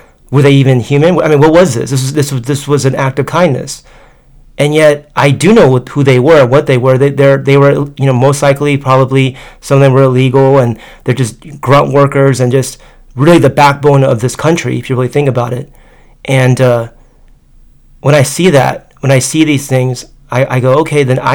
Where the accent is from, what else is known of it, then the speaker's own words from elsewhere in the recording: United States; accent: American; also born or lived in Tokyo; I'm American